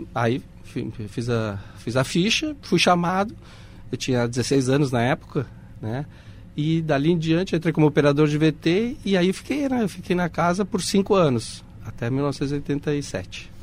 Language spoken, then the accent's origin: Portuguese; Porto Alegre, Rio Grande do Sul, Brazil; also born or lived in Uruguay; now in Caxias do Sul, Brazil; Ficamos cinco anos em Porto Alegre, em 79 chegamos em Caxias.